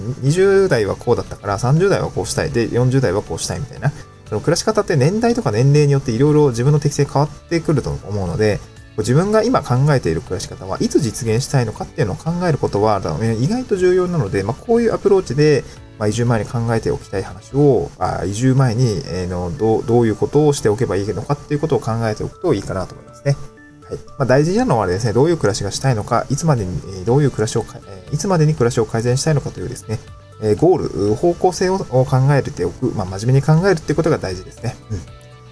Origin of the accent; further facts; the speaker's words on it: Niigata, Japan; also born or lived in Aomori / Tokyo; now in Awaji Island, Japan; もともと私は東京生まれとかそういうわけじゃなくて、新潟で生まれて